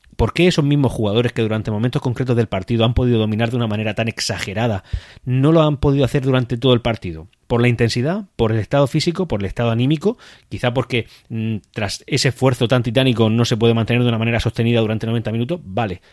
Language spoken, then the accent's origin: Spanish; Region of Murcia, Spain; Churra es parte de mi tierra